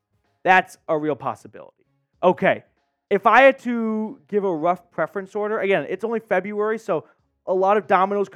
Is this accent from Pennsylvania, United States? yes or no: no; Birmingham, Alabama, United States; I grew up an hour and a half from Atlanta. I'm from Birmingham, Alabama.